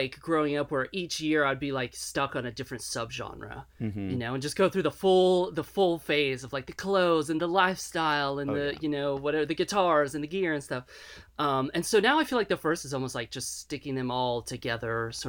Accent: Gainesville, Florida, United States; also born or lived in Miami / Tampa / Orlando / Chicago; now in Nashville, United States; I grew up in Gainesville, and then I lived in Miami and Tampa and Orlando, Chicago for a little while, and I settled on Nashville about 10 years ago.

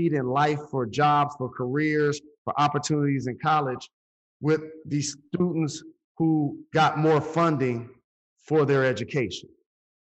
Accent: Detroit, Michigan, United States; It's in Detroit, my hometown, the neighborhood that I grew up in.

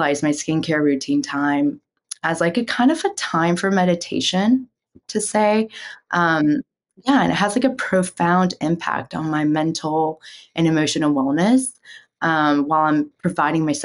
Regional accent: South Korea; moved away; growing up in Korea

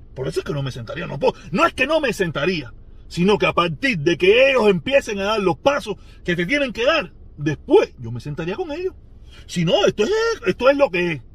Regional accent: Cuba; moved away; donde yo nací

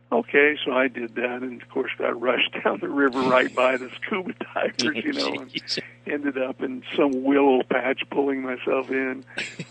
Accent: Wyoming, United States; I grew up in Wyoming, and, you know, boys that grow up in Wyoming don't want to be actors.

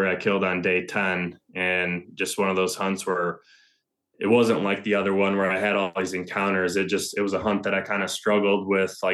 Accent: Ohio, United States; the biggest of the three, which was here in my home state of Ohio.

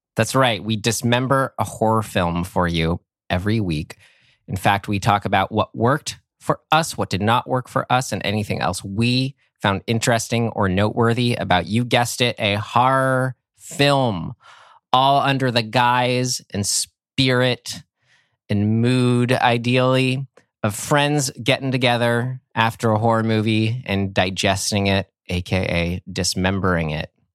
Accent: San Rafael, California, United States; moved up to my hometown of San Rafael, California

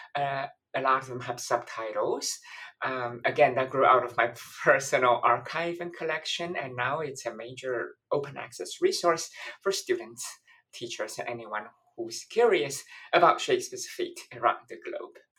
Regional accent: Taiwan; also born or lived in London, United Kingdom; now in Washington, D.C., United States; I'm originally from Taiwan

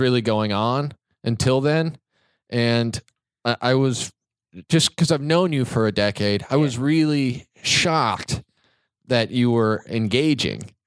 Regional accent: Kansas, United States; moved away; I'm from Kansas

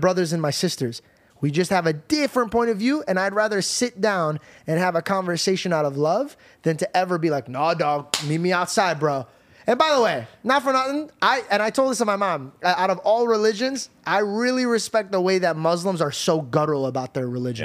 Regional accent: United States; as an American

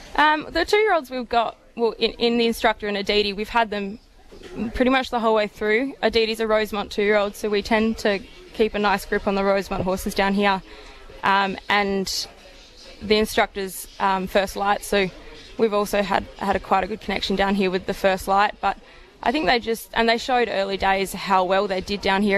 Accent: Perth, Western Australia, Australia; moved away as an adult; now in Melbourne, Australia; I'm originally from Perth

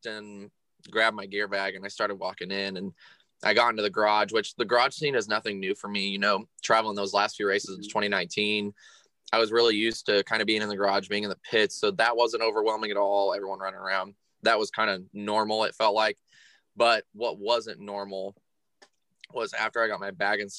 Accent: Burlington, Iowa, United States; I am 22 years old and I am from Burlington, Iowa.

